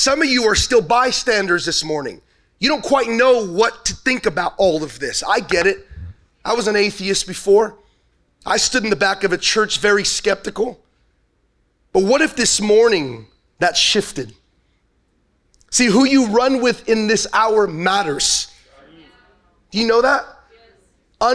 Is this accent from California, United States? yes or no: yes; Los Angeles, California, United States; I'm originally from Los Angeles, so I'm not a born and raised Texan